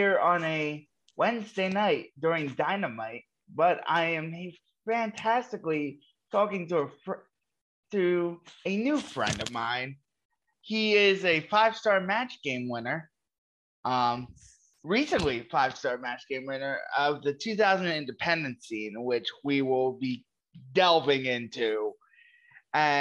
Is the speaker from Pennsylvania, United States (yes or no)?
yes; Philadelphia, Pennsylvania, United States; I'm from Philadelphia, and like even though I was only like 13, 14 years old